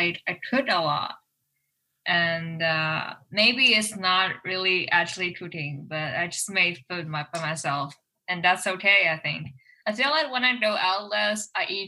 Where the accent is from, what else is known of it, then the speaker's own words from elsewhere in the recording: China; moved away as an adult; now in Edmonton, Canada; I am an international student and I come from China and this is my third year in Edmonton.